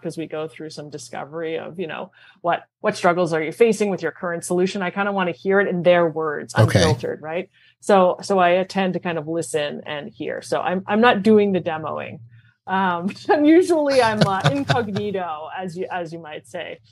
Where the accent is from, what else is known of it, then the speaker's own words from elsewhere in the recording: Montreal, Quebec, Canada; moved away; born and raised in Montreal